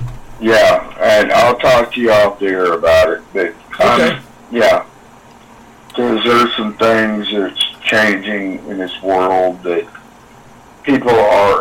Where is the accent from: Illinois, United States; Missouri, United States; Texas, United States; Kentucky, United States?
Missouri, United States; Kansas City; accent: southern; moved away as an adult; now in Camden, United States; I grew up in Kansas City.